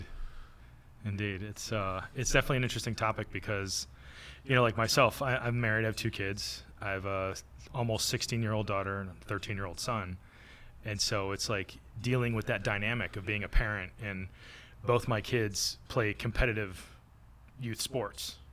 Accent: Massachusetts, United States; moved away as an adult; now in Florida, United States; I'm from Massachusetts

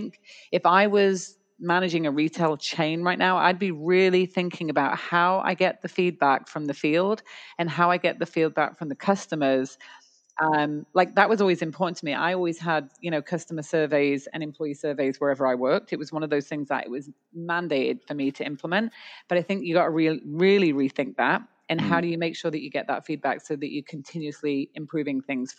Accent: Canada; It's not. We're Canadian. It's .ca.

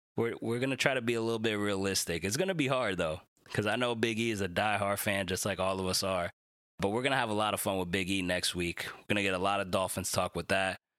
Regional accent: Dominican Republic; my fellow Dominican brother

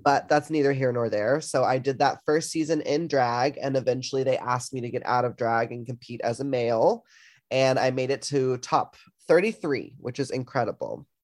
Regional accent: the South, United States; growing up in the South

